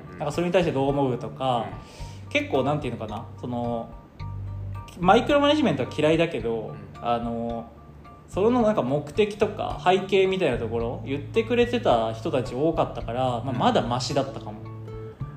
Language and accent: Japanese; Kochi, Japan; moved away as an adult; also born or lived in Kansai; now in Tokyo, Japan; 地元の高知から関西出てきて